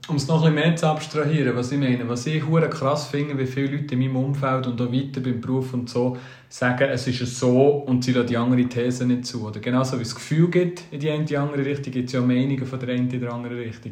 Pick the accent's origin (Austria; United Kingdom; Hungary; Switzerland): Switzerland; wir Schweizer